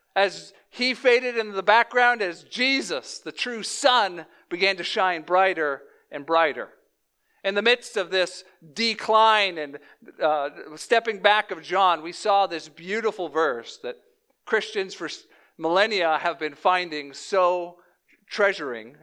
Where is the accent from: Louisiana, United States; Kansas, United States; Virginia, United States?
Louisiana, United States; moved away; also born or lived in Chicagoland; I was born in Flor-, uh, Louisiana, down, like, in the South